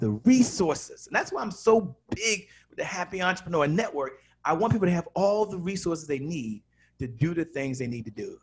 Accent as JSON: {"language": "English", "town": "Washington", "region": "District of Columbia", "country": "United States", "said": "I'm from Washington, D.C."}